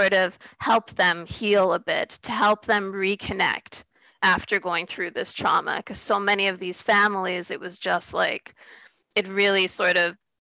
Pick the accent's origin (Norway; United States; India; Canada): Canada; as a Canadian